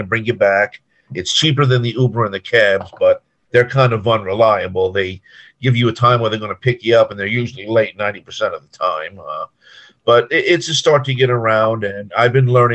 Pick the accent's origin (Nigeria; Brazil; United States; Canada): United States; Long Island, New York; now in Kissimmee, United States; I live in Kissimmee, Florida, but I'm originally from New York, Long Island